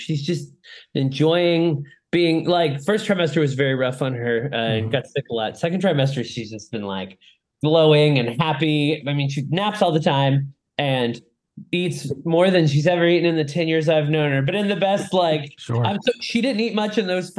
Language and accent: English; Florida, United States; also born or lived in Lakeland, Florida; I live in Lakeland, Florida, in the heart of the state.